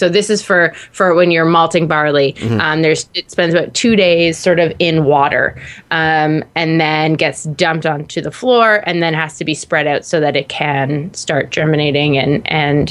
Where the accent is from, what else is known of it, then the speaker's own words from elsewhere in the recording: Canada; I'm from Canada